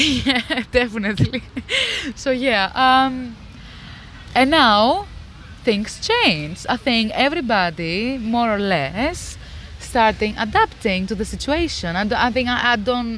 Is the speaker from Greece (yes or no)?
yes; Greece; now in United Kingdom; I'm originally from Greece.